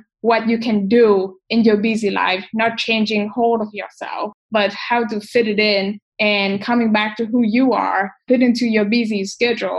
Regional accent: Vietnam; growing up in Asia, spirituality is something that we value and we pay attention

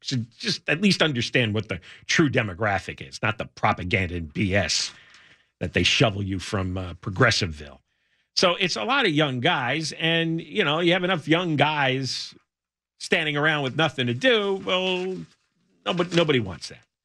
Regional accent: United States; moved away as an adult; also born or lived in New Jersey; now in California, United States; I grew up in the New York metro area

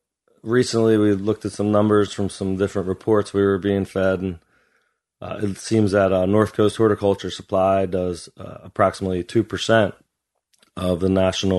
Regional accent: Philadelphia, Pennsylvania, United States; moved away as an adult; also born or lived in South Lake Tahoe, California / Leadville, Colorado; now in Humboldt County, United States; I was 23 years old or so, opening a store from Philly out in Humboldt. I didn't know a single person when I moved here.

